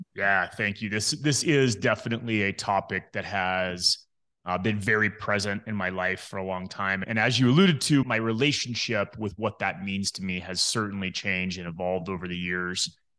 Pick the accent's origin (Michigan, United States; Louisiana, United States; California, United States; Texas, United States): Texas, United States; Midland; I grew up in Midland, Texas